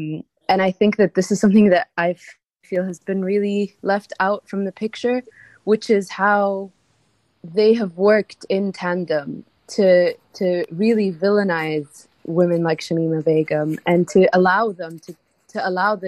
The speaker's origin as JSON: {"language": "English", "country": "Egypt", "said": "I'm from Egypt"}